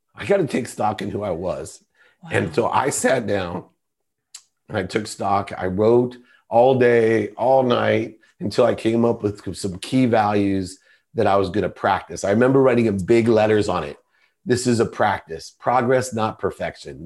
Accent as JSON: {"language": "English", "town": "Akron", "region": "Ohio", "country": "United States", "tie": "born or raised there", "said": "I grew up, I was born in Akron, Ohio, which is a small town"}